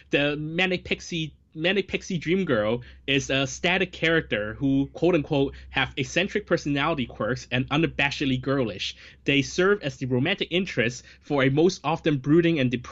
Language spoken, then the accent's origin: English; Hong Kong; I, I think um, a, a, lot of growing up in Hong Kong cinema, you see these actors so often.